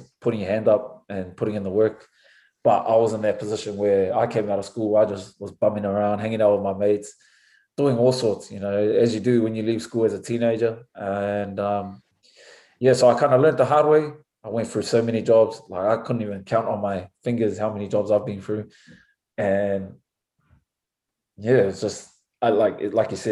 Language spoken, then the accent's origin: English; Auckland, New Zealand; moved away as an adult; now in Washington, United States; growing up in New Zealand, especially in Auckland